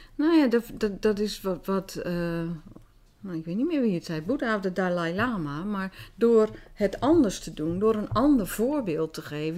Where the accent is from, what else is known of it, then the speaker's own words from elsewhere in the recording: Groningen, Netherlands; accent: Gronings; first language Dutch; Wij spraken ook Nederlands, terwijl iedereen dialect sprak